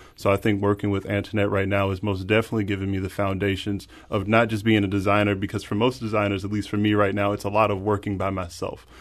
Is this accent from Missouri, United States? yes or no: yes; Spanish Lake, Missouri, United States; growing up in North County and Spanish Lake, and that only being about fifteen minutes away